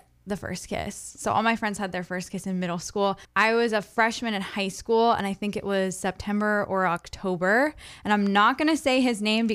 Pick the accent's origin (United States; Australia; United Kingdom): United States; Scarborough, Maine; I'm from Scarborough.